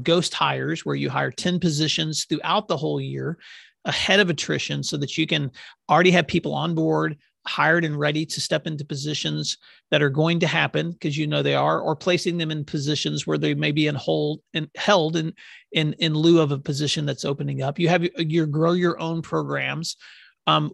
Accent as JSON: {"language": "English", "region": "Oklahoma", "country": "United States", "said": "my home state of Oklahoma"}